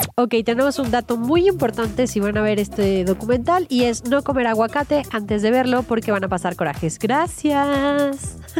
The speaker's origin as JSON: {"language": "Spanish", "country": "Mexico", "said": "pueblo mexicano"}